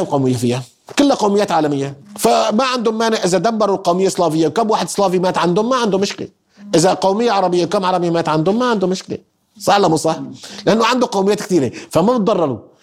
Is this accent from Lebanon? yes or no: no; Syria; احنا سوريين